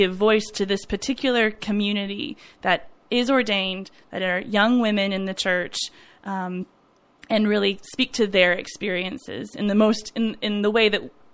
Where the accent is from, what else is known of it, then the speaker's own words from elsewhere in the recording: Dallas, Texas, United States; My church that I grew up at in Dallas